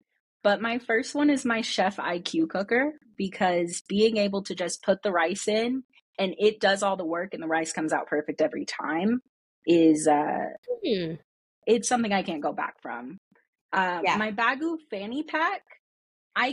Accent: Houston, Texas, United States; also born or lived in Arizona; now in Denver, United States; And then I was raised in Texas, down in Houston.

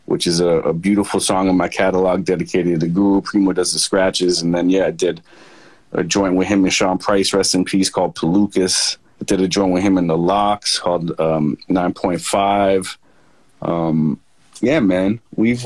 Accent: Toronto, Ontario, Canada; moved away; that's my hometown

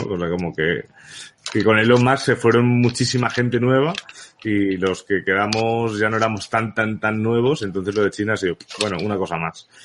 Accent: Balearic Islands, Spain; also born or lived in Barcelona; nací en Barcelona realmente, pero donde he vivido toda la vida ha sido en Baleares

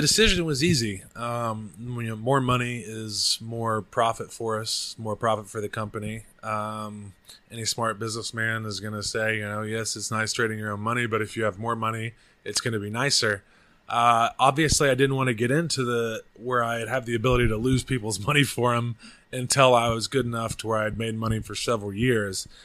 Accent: Oklahoma, United States; also born or lived in Austin, Texas; now in Bangkok, Thailand; I'm from Oklahoma.

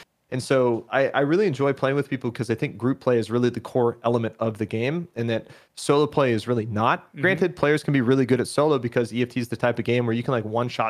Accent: Eugene, Oregon, United States; So I grew up in Oregon, born and raised in a town called Eugene. It's the home of University of Oregon, Oregon Ducks, for anybody who likes college ball.

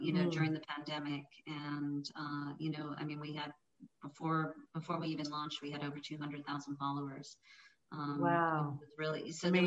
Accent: Ireland; moved away as an adult; now in United States; I'm from Ireland, raised over there

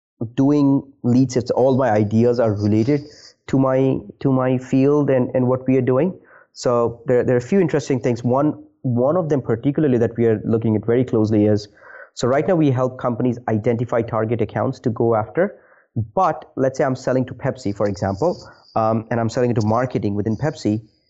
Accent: India; Interesting fact is I am originally from India.

